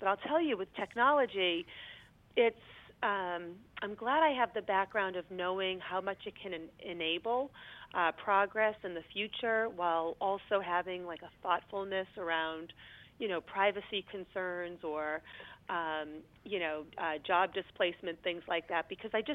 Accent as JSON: {"language": "English", "town": "Lowell", "region": "Massachusetts", "country": "United States", "tie": "born or raised there", "said": "I grew up in Lowell, Massachusetts."}